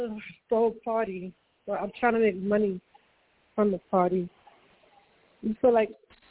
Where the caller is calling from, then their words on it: New York, United States; calling from New York.